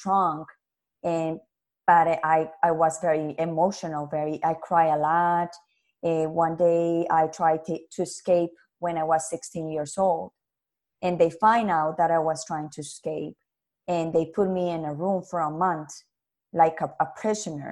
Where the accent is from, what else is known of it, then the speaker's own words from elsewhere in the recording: Colombia; English is a second language; moved away; also born or lived in Canada; we was living in Canada and my father and my mother decided to go back to my country where I'm original are. I'm from Colombia.